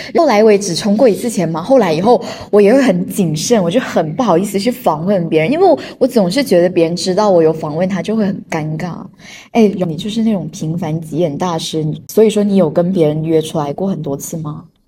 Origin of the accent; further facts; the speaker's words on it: China; 我们中国人